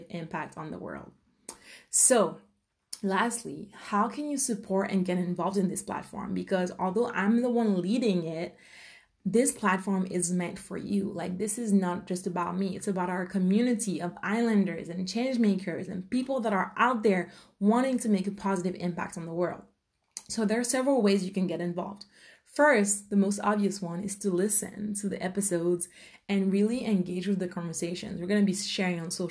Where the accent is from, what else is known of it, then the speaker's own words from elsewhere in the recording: Martinique; I come from the Caribbean, a small island called Martinique